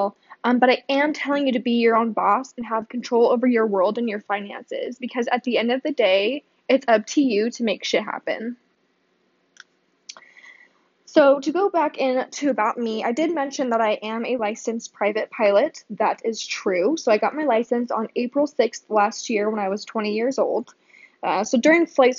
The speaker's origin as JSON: {"language": "English", "town": "Boise", "region": "Idaho", "country": "United States", "tie": "born or raised there", "said": "I was born and raised here in Boise"}